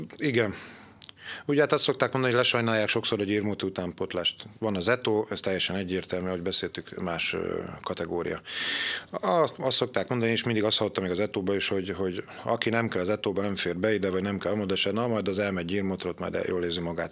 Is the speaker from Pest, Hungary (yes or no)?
no; Győr, Győr-Moson-Sopron, Hungary; Én, ahol fölnőttem Szabadhegyen, a Szőnyi úton, a hármastó mellett